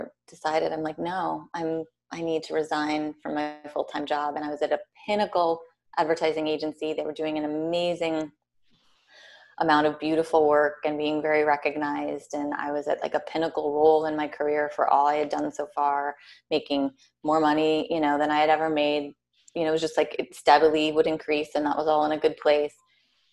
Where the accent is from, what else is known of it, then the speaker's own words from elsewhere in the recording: Minnesota, United States; also born or lived in New York City; now in Richmond, Virginia, United States; I'm from Minnesota originally